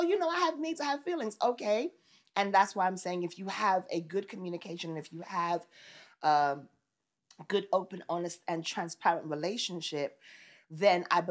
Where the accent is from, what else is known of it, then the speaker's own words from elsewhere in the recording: New York City, New York, United States; I grew up in Brooklyn